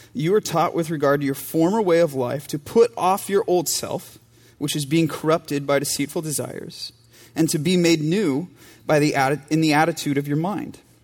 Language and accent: English; United States; moved away; my home church and my hometown in front of people who went to high school with me